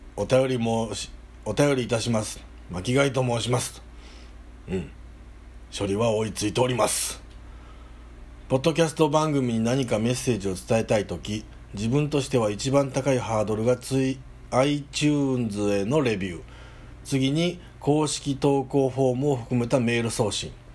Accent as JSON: {"language": "Japanese", "area": "home area of Ikaruga-dera temple", "region": "Hyogo", "country": "Japan", "tie": "born or raised there", "said": "うちの田舎の目玉である、ね、聖徳太子がなんか来たみたいなことで言われてるイカルガデラ"}